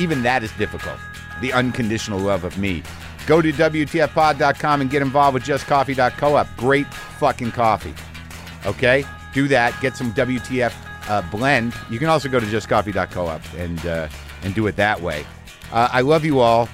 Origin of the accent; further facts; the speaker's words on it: New Mexico, United States; I grew up in it in New Mexico.